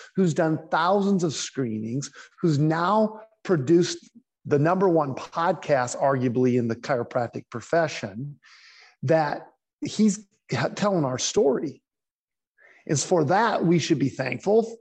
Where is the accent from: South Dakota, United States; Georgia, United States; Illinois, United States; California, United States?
South Dakota, United States; I'm from South Dakota